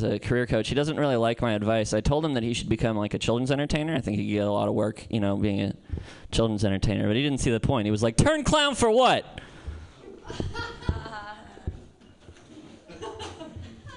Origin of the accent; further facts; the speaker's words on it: Santa Cruz, California, United States; moved away; I'm from Santa Cruz